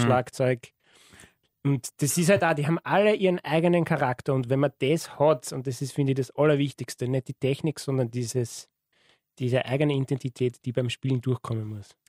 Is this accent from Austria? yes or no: yes; Wiener Neustadt, Lower Austria, Austria; ich komme aus Wiener Neustadt